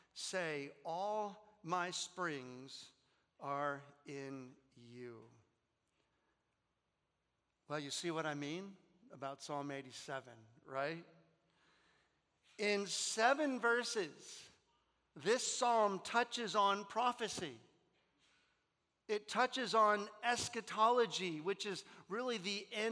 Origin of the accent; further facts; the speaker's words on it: Indiana, United States; I was born in Indiana.